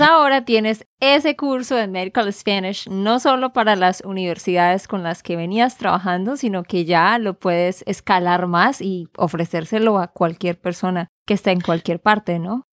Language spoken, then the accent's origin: Spanish; Santander, Colombia; de Santander, Colombia